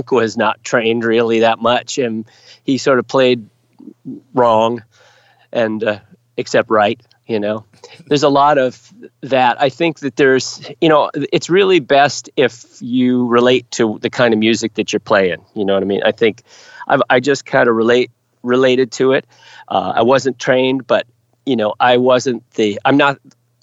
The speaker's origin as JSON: {"language": "English", "country": "United States", "said": "I'm an American"}